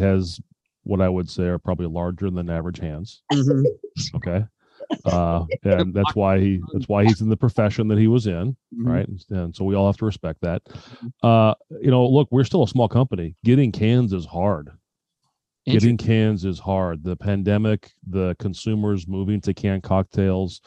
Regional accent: Spokane, Washington, United States; moved away as an adult; also born or lived in Renton, Washington; I grew up in Spokane

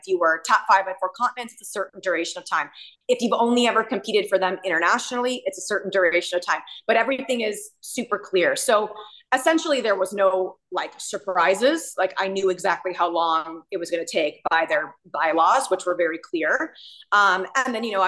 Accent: United States; I was born in America

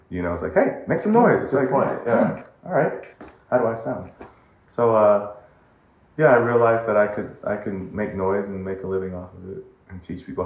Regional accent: Pasadena, California, United States; I'm from Pasadena, mm-hmm. which is in LA, part of California, and so I grew up here. My family um, is a very musical family.

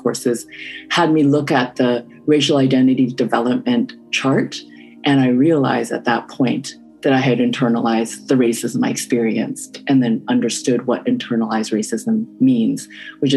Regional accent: Vancouver, British Columbia, Canada; also born or lived in Burnaby; I grew up in East Vancouver, where I would say 90% at least of the student population was Asian. And then I moved to Burnaby

